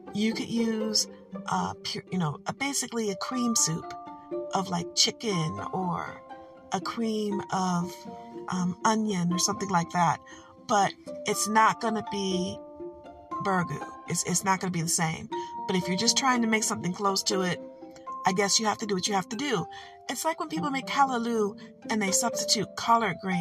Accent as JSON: {"language": "English", "region": "Michigan", "country": "United States", "said": "I'm from Michigan and we do what we want"}